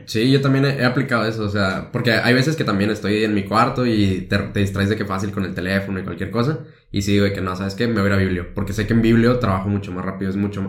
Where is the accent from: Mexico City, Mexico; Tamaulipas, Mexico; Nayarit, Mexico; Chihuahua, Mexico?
Nayarit, Mexico; Tepic; soy de Tepic